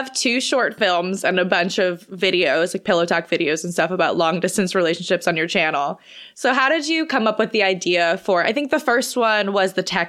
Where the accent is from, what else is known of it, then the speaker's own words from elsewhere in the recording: Boston, Massachusetts, United States; I'm from Boston, which is a very progressive city, I would say, for the gays. But we're both from like the Northeast, which is very different.